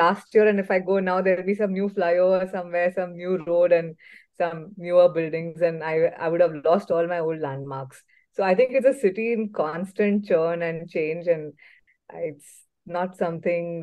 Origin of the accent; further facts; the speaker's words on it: Mumbai, Maharashtra, India; moved away as an adult; now in Bangalore, India; I was born and brought up in Mumbai, and I am a fourth generation Mumbaikar.